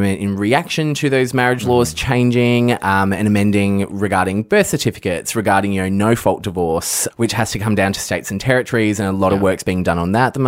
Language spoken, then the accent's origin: English; Shepparton, Victoria, Australia; accent: country; I'm from Shepparton.